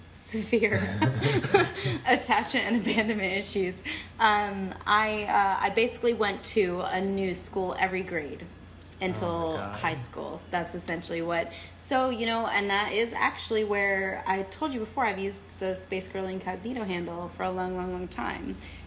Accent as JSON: {"language": "English", "region": "Texas", "country": "United States", "tie": "born there", "also_born_or_lived": "Germany", "said": "I wasn't, actually. I was born in Texas. Yay. Yeah. And we bounced around a bit, and we were in Germany for a while. I went to kindergarten there."}